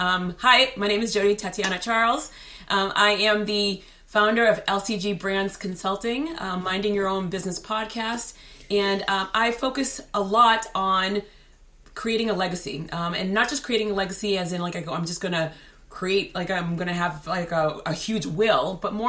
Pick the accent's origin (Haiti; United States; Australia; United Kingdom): Haiti; And so born and raised in Haiti, the curious kid, literally like my parents would just say like, I go, we're afraid that she's going to get kidnapped because I would just wander.